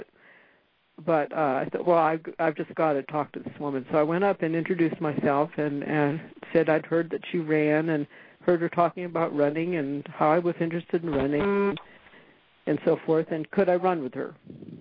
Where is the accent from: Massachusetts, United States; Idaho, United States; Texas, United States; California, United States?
California, United States; San Bernardino; moved away as an adult; also born or lived in Kentucky / Wisconsin / Las Cruces, New Mexico; I was raised in San Bernardino, California